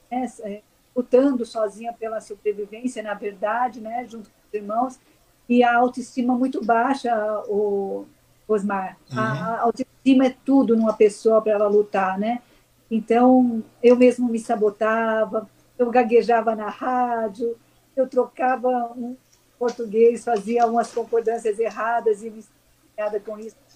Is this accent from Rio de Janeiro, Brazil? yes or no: no; Mogi das Cruzes, São Paulo, Brazil; E eu, como eu cresci em Mogi das Cruzes, eu tenho um carinho especial.